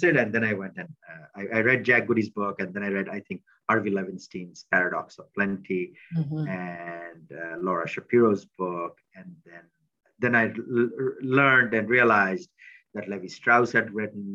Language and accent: English; India; moved away as an adult; also born or lived in Delhi; now in United States; I was coming from India